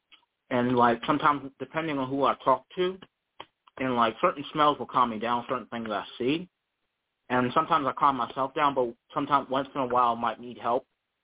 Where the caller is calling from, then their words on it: Charlottesville, Virginia, United States; I'm calling from Charlottesville, Virginia.